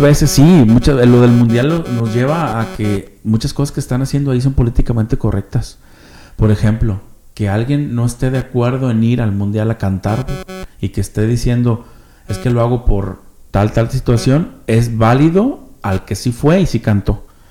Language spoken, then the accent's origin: Spanish; Mexico; somos de aquí